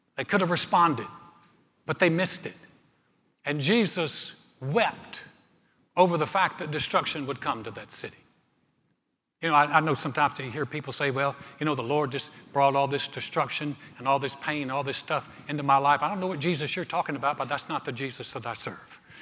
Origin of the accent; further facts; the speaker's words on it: North Carolina, United States; the mountains of my home state, North Carolina